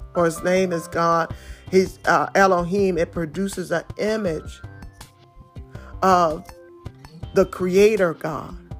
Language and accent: English; Detroit, Michigan, United States; I come straight from Detroit